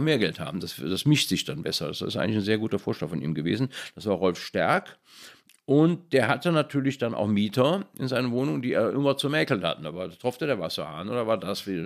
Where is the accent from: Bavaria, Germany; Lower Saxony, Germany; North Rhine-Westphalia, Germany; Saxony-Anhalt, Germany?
North Rhine-Westphalia, Germany; Cologne; in dem Vorort, wo ich aufgewachsen bin, Köln-Widersdorf